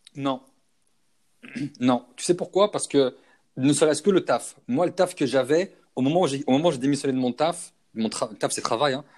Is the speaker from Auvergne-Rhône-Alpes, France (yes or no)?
yes; Lyon, Auvergne-Rhône-Alpes, France; moved away as an adult; now in Montreal, Canada; Pour nous, Lyon, c'est notre ville